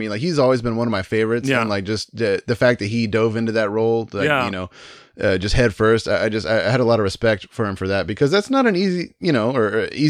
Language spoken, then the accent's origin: English; Midland, Texas, United States; He actually had a house in my hometown. I grew up in Midland, Texas, which is like the home of Friday Night Lights and all that kind of stuff.